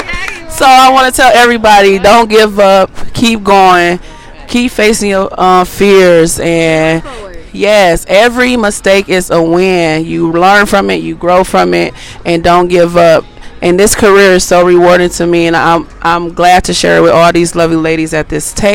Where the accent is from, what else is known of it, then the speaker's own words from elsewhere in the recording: Michigan, United States; I'm from Michigan